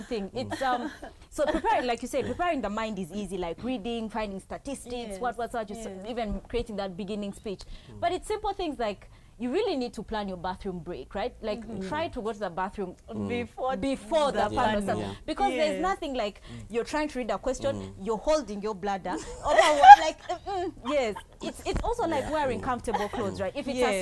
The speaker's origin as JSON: {"language": "English", "town": "Maracha", "country": "Uganda", "said": "I come from Maracha."}